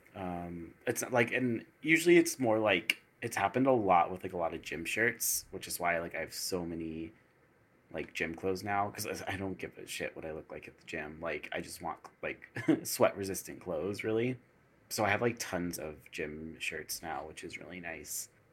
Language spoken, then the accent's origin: English; East Coast, United States; moved away; also born or lived in the desert (western US); I was born on the East Coast